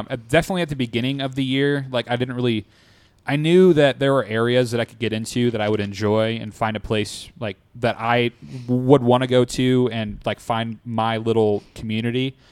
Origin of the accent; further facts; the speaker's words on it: Fort Wayne, Indiana, United States; I'm from Fort Wayne, Indiana, big Colts fan.